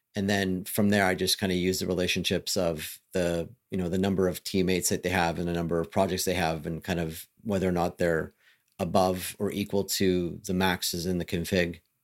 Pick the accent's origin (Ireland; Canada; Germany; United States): Canada; I'm Canadian